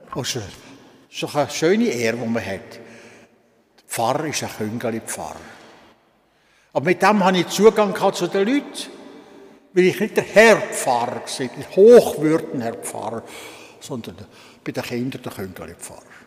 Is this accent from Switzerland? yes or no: yes; Switzerland; also born or lived in Solothurn / Olten / Bern / Lucerne; Am 19. April 1932 bin ich in Kralingen geboren worden